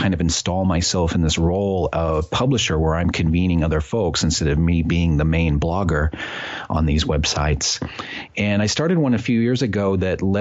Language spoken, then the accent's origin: English; Midwest, United States; now in New Haven, United States; I grew up in the Midwest and went away to college